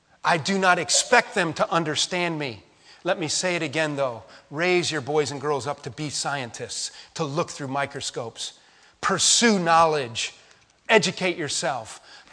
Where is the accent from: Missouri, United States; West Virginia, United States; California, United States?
West Virginia, United States; we're from West Virginia